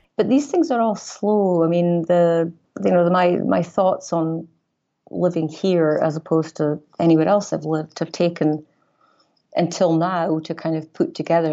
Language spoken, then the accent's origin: English; Aberdeen, Scotland, United Kingdom; moved away as an adult; also born or lived in Glasgow; now in Chicago, United States; I was born in Aberdeen, Northeast Scotland